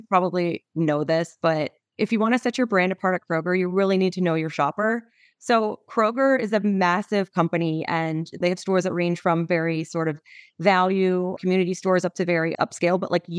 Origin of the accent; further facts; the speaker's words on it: Cincinnati, Ohio, United States; I mean, growing up in Cincinnati, I think one of my biggest strong points